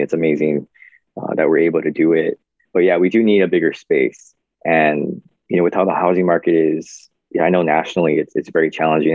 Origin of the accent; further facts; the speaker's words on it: Kaneohe, Hawaii, United States; I grew up on the windward side, uh, in Kaneohe side